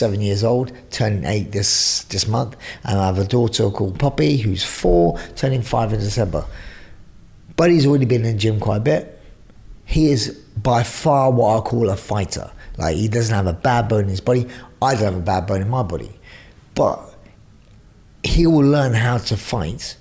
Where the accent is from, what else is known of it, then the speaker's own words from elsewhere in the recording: London, United Kingdom; I'm from East End of London